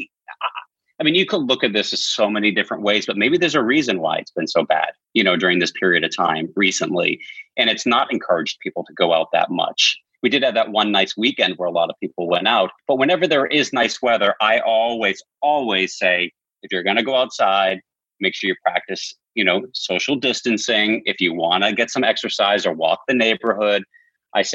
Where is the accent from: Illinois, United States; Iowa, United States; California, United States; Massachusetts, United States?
Massachusetts, United States; outside of Boston; moved away; as a kid, I grew up outside of Boston